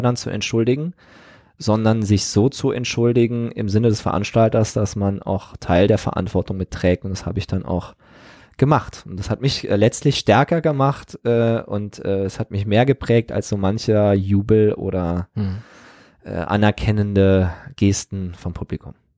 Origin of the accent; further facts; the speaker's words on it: Trier, Rhineland-Palatinate, Germany; meinen Heimatort Trier-Olewig und die Weinberge